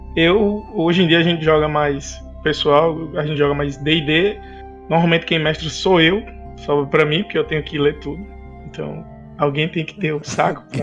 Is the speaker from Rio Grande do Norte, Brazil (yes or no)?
yes; Natal, Rio Grande do Norte, Brazil; sou aqui de Natal, do Rio Grande do Norte